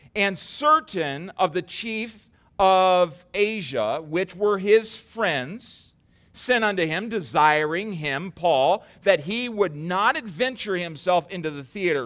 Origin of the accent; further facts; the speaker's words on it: United States; we have settled as, as American Christians